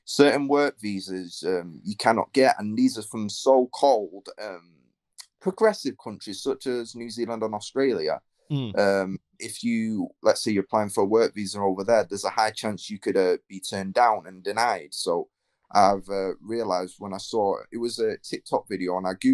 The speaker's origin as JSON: {"language": "English", "town": "Manchester", "region": "North West England", "country": "United Kingdom", "said": "I'm from Manchester, England"}